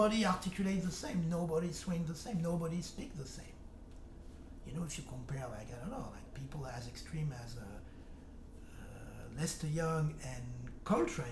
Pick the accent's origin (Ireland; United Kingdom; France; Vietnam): France; accent: French; English is a second language; moved away; I speak English very well, but with an accent. I have a French accent